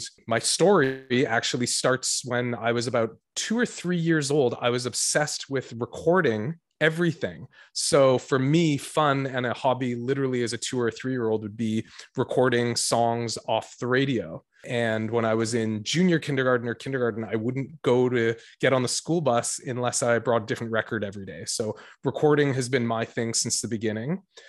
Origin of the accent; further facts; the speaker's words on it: Toronto, Ontario, Canada; moved away as an adult; now in Victoria, Canada; I came out to Victoria from Toronto for university.